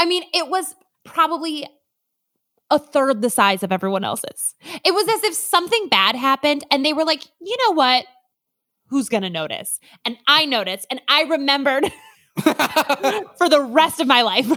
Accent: Minnesota, United States; I am from Minnesota.

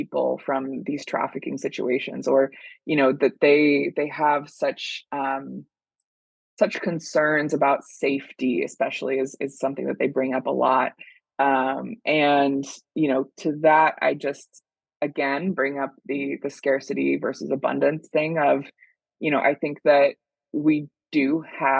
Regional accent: California, United States; moved away as an adult; now in Chicago, United States; growing up in California, I was constantly around a lot of immigrants

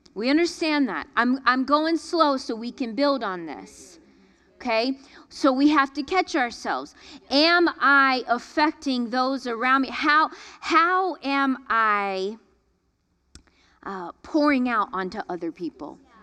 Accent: Florida, United States; growing up in Florida

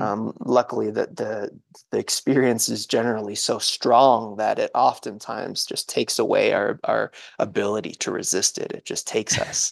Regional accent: New England, United States; I grew up in New England

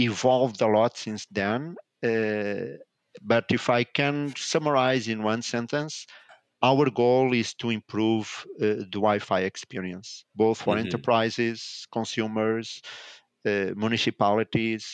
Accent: Lisbon, Portugal; I'm based in Portugal. I was born in Portugal, in Lisbon. I spent majority of my life here.

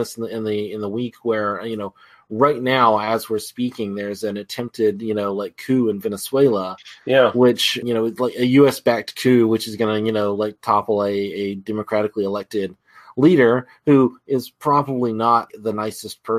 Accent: United States; I'm an American

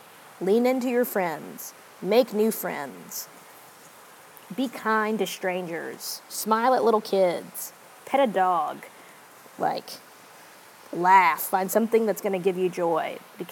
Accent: United States; being American

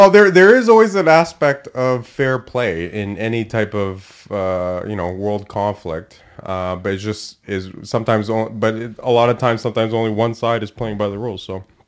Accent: Canada; I'm Canadian, first generation born here

